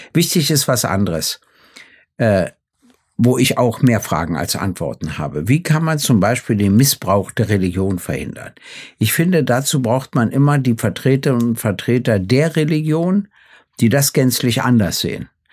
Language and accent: German; Germany; ich komme ja aus der DDR